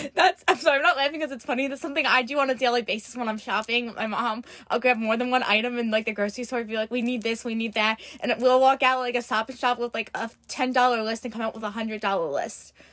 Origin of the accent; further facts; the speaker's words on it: New York, United States; we're from New York